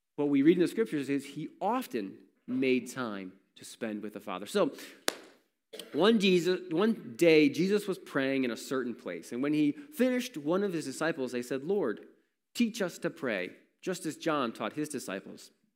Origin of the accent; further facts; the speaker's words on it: Warsaw, New York, United States; I grew up in Warsaw